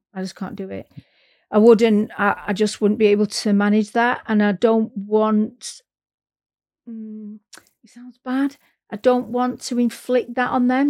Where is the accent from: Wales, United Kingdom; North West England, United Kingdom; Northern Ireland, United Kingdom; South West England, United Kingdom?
North West England, United Kingdom; Manchester; moved away as an adult; now in North East England, United Kingdom; I'm from Manchester, and um, I'm up in the northeast now, uh, and I moved up here for work